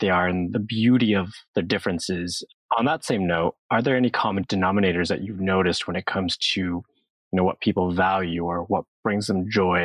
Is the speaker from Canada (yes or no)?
yes; Canada; I grew up in Canada, but my heritage is Korean.